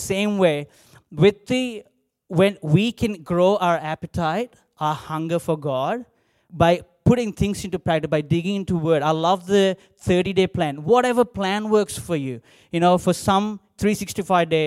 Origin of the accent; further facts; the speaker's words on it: India; English is a second language; moved away as an adult; now in Australia; growing up in India